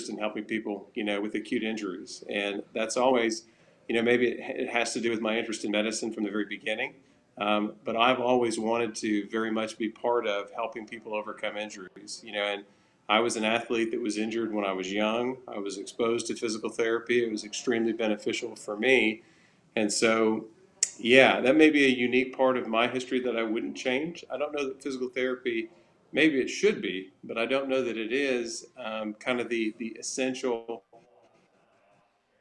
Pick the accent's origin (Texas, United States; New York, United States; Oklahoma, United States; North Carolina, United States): Oklahoma, United States; accent: Southern